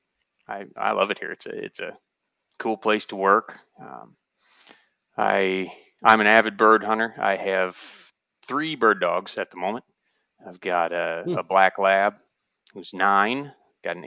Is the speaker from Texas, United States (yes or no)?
no; Southeast Michigan, United States; I'm from here in Southeast Michigan